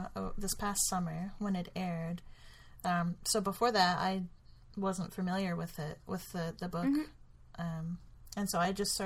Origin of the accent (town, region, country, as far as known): United States